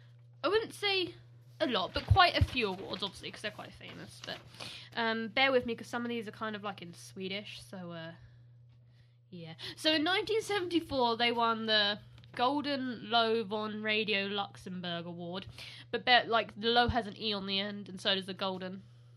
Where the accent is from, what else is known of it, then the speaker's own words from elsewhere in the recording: United Kingdom; when they do British accents, like, we don't talk like that.